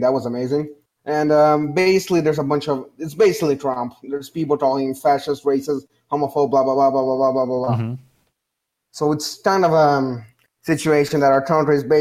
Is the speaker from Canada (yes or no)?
no; Brazil; my home country situation, aka Brazil